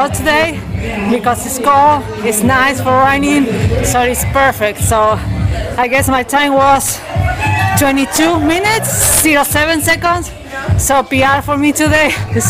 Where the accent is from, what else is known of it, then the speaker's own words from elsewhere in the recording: Argentina; I am from Argentina.